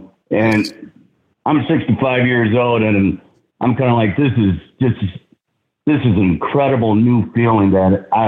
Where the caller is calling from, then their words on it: Kansas, United States; Am I on? Oh … here from Kansas.